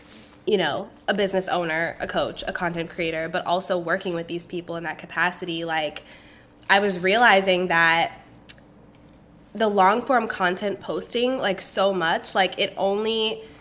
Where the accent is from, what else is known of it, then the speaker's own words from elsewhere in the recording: DMV area, United States; moved away as an adult; also born or lived in Indiana / Washington, District of Columbia, United States; now in Los Angeles, United States; So I'm originally from Indiana, but I grew up in the DMV area, so like DC, Maryland, Virginia